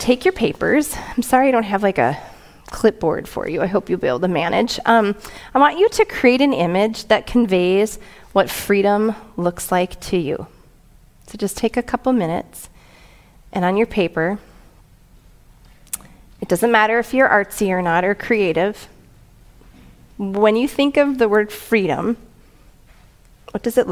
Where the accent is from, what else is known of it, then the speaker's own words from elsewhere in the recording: United States; American citizens